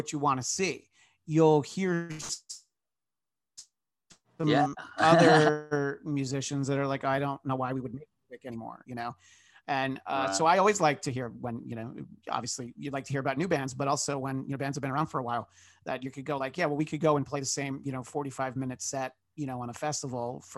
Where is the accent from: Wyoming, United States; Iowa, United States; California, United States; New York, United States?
New York, United States; moved away as an adult; now in Los Angeles, United States; I grew up in New York and I've lived in Los Angeles for more than 15 years.